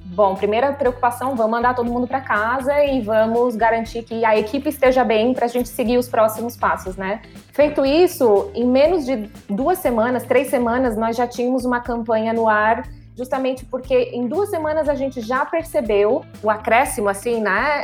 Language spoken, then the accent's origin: Portuguese; Criciúma, Santa Catarina, Brazil; moved away as an adult; also born or lived in Miami; sou de Criciúma, Santa Catarina, no sul do país.